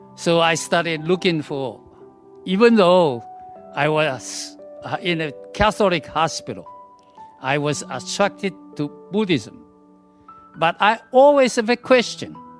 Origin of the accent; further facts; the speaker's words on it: Taiwan; moved away; I came back to Taiwan I was born in Taiwan